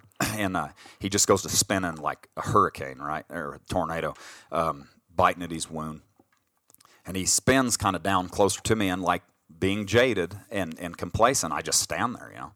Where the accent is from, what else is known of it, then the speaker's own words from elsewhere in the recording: Colorado, United States; we grew up in Colorado